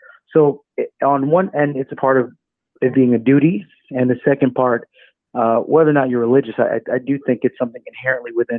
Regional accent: New York City, New York, United States; also born or lived in Atlanta, Georgia; I grew up tough in the Bronx.

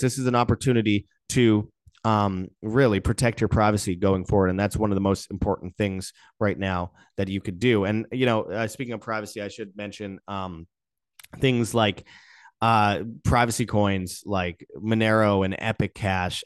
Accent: near Winnipeg, Manitoba, Canada; in Winnipeg, just outside my hometown

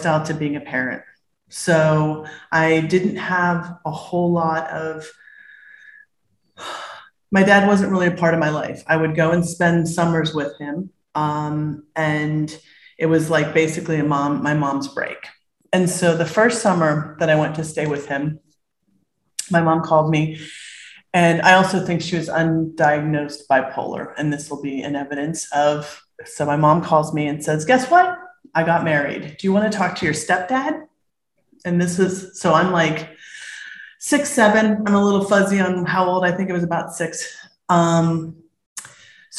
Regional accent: Berkeley, California, United States; I was born in Berkeley, California

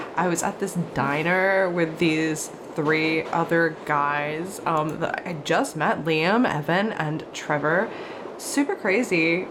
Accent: Australia; I am an Aussie podcaster and actor

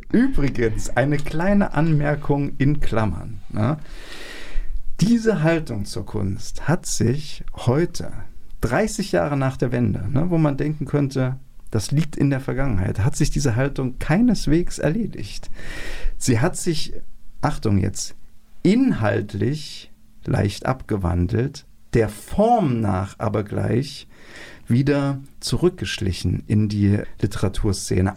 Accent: GDR, East Germany, Germany; Wir sind beide noch in der DDR geboren. Äh, ich bin sogar noch eingeschult worden, gerade so.

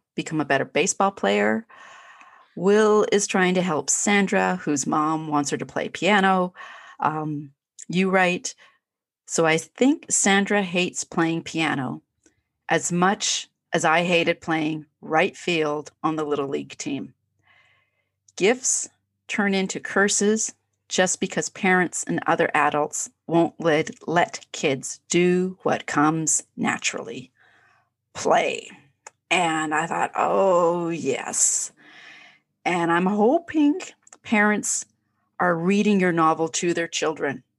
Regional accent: Canada; I'm Canadian

